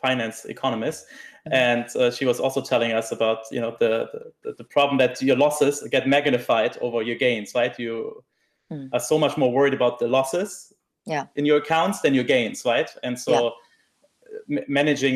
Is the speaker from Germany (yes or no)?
yes; Germany; I'm from Germany